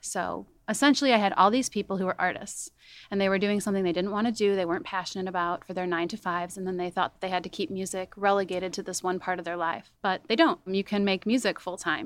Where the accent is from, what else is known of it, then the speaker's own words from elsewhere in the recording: Chicago suburbs, Illinois, United States; also born or lived in Denver; I grew up in the Chicago suburbs